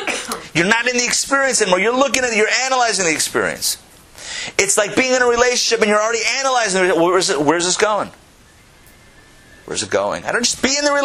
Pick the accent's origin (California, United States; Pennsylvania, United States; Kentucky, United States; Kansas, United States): Pennsylvania, United States; Pittsburgh; I grew up in Pittsburgh